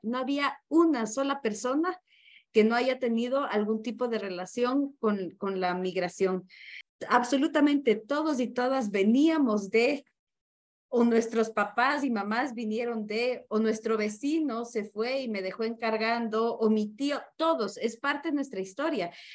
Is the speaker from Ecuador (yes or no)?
yes; Ecuador; Lo hablo con los pies en mi país, eh, en Ecuador